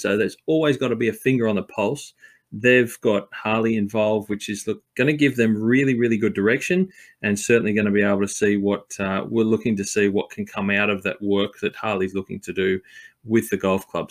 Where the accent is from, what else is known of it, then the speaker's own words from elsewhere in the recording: Sydney, New South Wales, Australia; also born or lived in Blue Mountains; being a New South Welshman and growing up in Sydney and the Blue Mountains